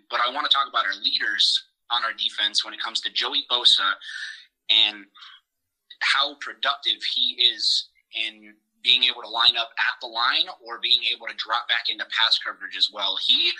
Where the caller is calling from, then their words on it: Fort Hood, Texas, United States; Calling from Fort Hood, Texas right now.